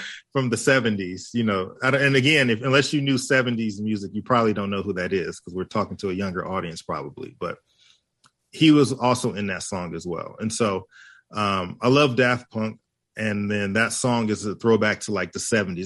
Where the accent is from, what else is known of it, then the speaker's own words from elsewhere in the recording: Hawaii, United States; I am Hawaiian